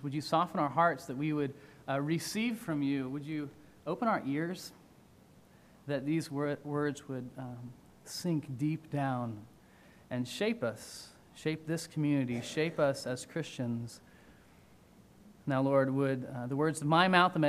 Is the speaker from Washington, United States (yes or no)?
yes; Seattle, Washington, United States; moved away as an adult; now in Virginia, United States; I'm from Seattle